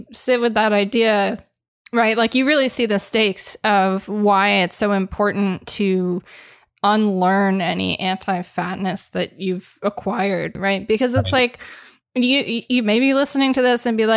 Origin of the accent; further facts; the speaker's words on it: Los Angeles, California, United States; I grew up in Los Angeles, that town.